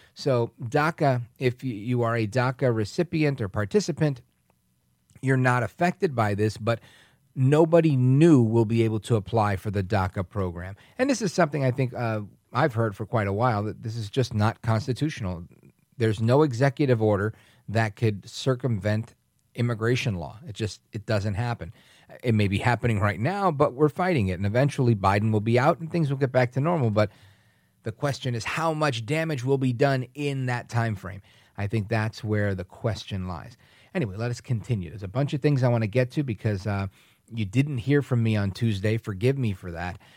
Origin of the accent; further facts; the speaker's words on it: New York City, New York, United States; moved away; also born or lived in Puerto Rico (ancestry); We were Americans of Puerto Rican descent. We lived in Brooklyn, New York at that time when I was a little kid